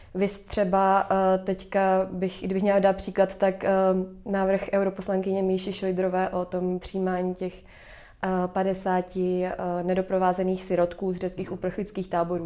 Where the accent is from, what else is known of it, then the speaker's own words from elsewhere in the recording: Prague, Czechia; já jsem z Prahy